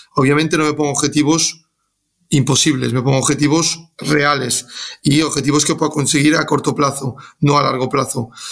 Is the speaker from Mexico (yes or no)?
no; Galicia, Spain; moved away; soy gallego